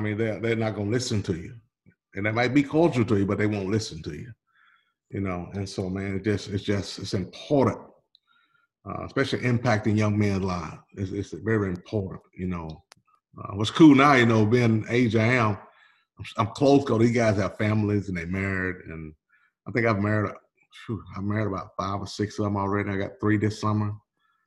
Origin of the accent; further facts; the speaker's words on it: Hickory, Mississippi, United States; moved away; I will always be from Hickory, Mississippi